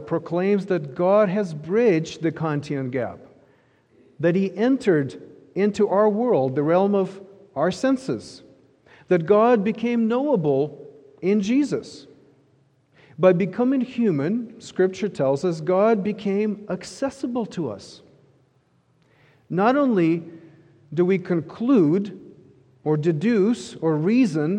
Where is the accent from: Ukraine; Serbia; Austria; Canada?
Ukraine; moved away; I grew up in Ukraine